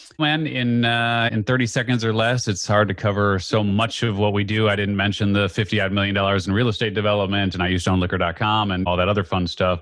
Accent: Skokie, Illinois, United States; I grew up just outside of Chicago. Very confusing, actually. I grew up technically in Skokie, but we were in the Evanston School District.

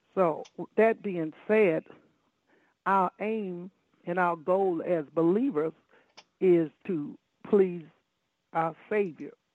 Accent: Chicago, Illinois, United States; I grew up in Chicago, Illinois

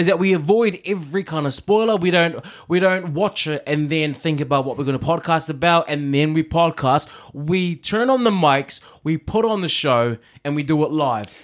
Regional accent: Auckland, New Zealand; moved away as an adult; now in London, United Kingdom; I'm from New Zealand

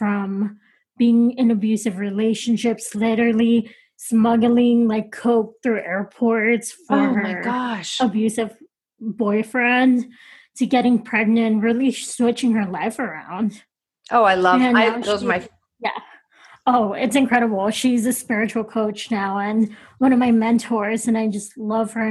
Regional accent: Texas, United States; moved away as an adult; now in Los Angeles, United States; I'm originally from Texas, but I've been living in LA for 6 years now

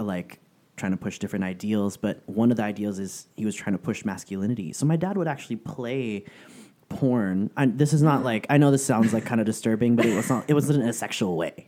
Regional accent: San Francisco, California, United States; moved away as an adult; now in Southern California, United States; I'm originally from San Francisco, and it wasn't until I moved to Southern California

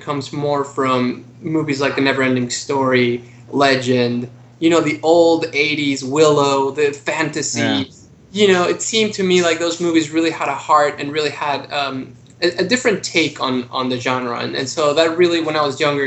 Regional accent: Mexico City, Mexico; now in United States; I came to the U.S. I'm originally from Mexico City

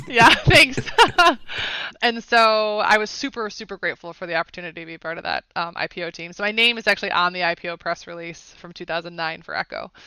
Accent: Schaumburg, Illinois, United States; moved away as an adult; now in Atlanta, United States; I'm a Chicago girl, born and raised, Schaumburg, Illinois.

